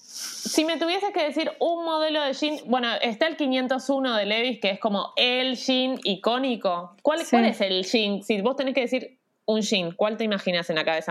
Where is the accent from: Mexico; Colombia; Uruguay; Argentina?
Argentina; Rosario, Santa Fe; yo soy de Rosario